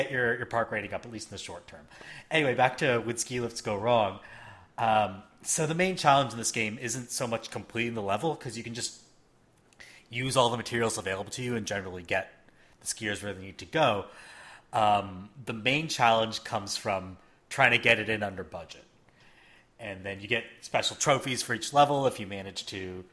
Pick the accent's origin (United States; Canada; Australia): Canada; I grew up in Canada